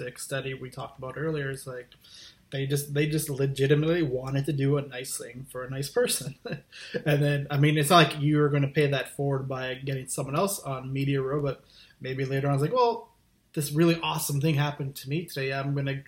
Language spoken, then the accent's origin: English; Thunder Bay, Ontario, Canada; I grew up in a small town called Thunder Bay, Ontario, which is about 100,000 people